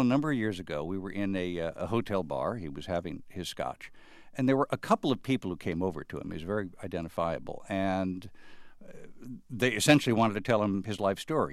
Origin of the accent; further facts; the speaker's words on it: Chicago, Illinois, United States; If I might speak as a Chicagoan